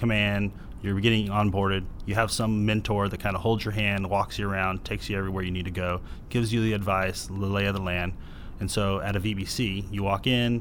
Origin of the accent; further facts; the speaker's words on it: San Diego, California, United States; I'm actually a rare San Diego native. I was born here in San Diego